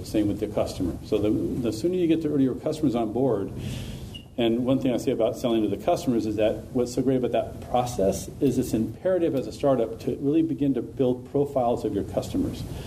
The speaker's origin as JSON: {"language": "English", "town": "Sacramento", "region": "California", "country": "United States", "said": "I'm from Sacramento as well"}